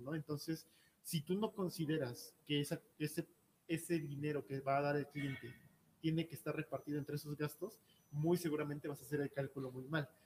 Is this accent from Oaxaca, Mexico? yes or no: yes; Oaxaca, Mexico; moved away; soy de Oaxaca